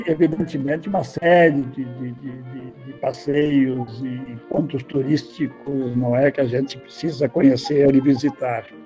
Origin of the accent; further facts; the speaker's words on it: Estrela, Rio Grande do Sul, Brazil; also born or lived in Porto Alegre / Manaus; eu sou natural de Estrela, é, no centro do estado do Rio Grande do Sul. É, em 1960, eu me mudei para Porto Alegre